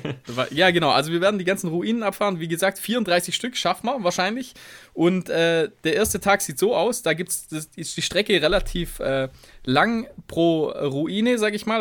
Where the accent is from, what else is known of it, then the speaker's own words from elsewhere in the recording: Tuttlingen region, Baden-Württemberg, Germany; moved away; in Region Tuttlingen, sage ich mal. Also das ist dann meine alte Heimat